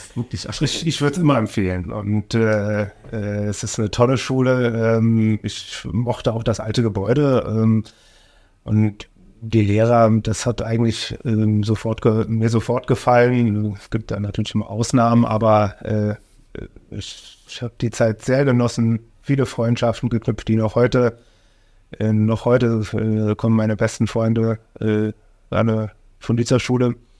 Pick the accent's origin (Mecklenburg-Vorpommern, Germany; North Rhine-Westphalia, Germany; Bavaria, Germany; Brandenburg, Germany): Brandenburg, Germany; Oranienburg; also born or lived in Gera; ich bin aufgewachsen in der Mittelstraße, in der Platte.